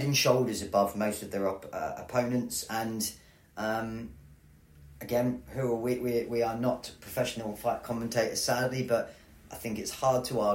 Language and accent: English; England, United Kingdom; as an Englishman